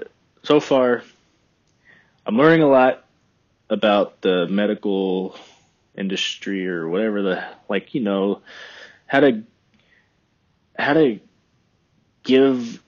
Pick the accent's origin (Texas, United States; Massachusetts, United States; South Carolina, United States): Texas, United States; Texas Hill Country, United States; moved away as an adult; now in Oregon, United States; I love where I'm from. You know, the Hill Country